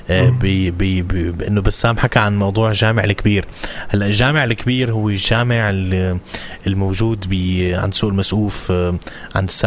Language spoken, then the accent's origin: Arabic; Homs, Homs Governorate, Syria; moved away; انا كحمصي بعترض على الحديث في عن حماه لاسباب حمصيه حمويه